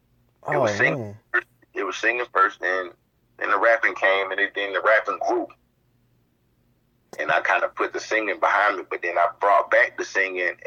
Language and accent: English; Spartanburg, South Carolina, United States; I'm from Spartanburg, South Carolina.